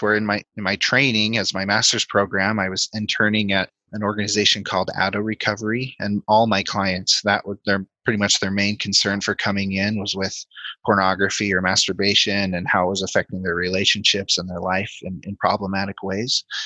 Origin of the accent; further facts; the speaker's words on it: Denver, Colorado, United States; moved away; also born or lived in Provo, Utah / Logan, Utah; I grew up in Colorado near the Denver area